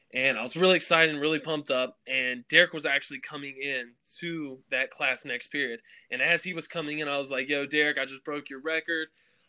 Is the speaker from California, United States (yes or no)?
no; Covington, Virginia, United States; Yeah, Covington is a real small town. It's located in the southwestern part of Virginia. I went to a school. It was a public school, and we only had 250 kids.